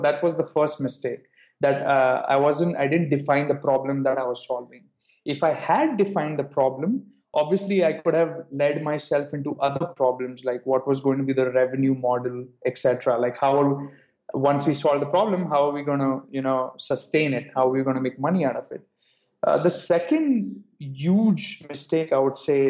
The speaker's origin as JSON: {"language": "English", "country": "India", "also_born_or_lived": "United States", "moved": "as an adult", "said": "So I'm originally from India, and I went to the US for my undergrad to Babson for 4 years"}